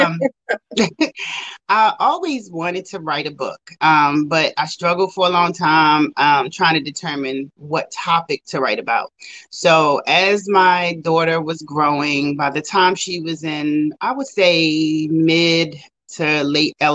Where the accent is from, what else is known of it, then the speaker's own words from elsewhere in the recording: Maryland, United States; also born or lived in Richmond, Virginia; I moved back to Maryland, which is my hometown